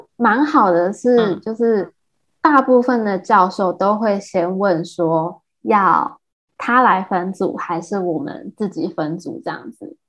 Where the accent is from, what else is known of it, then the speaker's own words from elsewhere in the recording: Taiwan; accent: Taiwanese (English accent); also born or lived in Shanghai, China; now in United States; 我讲的还会有口音，就那种很台湾人的那种英，英文的口音